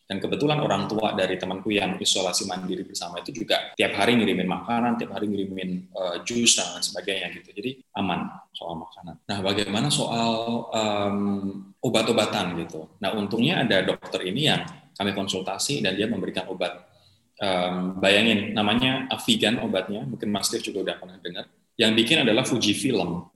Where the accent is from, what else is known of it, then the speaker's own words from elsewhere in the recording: Java, Indonesia; now in Jakarta, Indonesia; aku sebagai orang Jawa